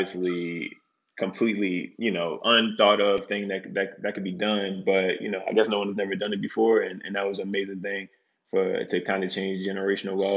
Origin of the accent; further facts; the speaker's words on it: Baltimore, Maryland, United States; moved away; also born or lived in Atlanta; originally from Baltimore, Maryland.